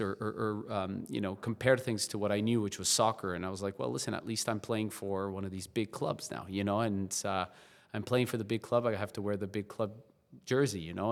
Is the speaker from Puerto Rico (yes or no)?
no; La Paz, Bolivia; moved away; also born or lived in South Carolina; I was born and raised in La Paz, Bolivia, um, South America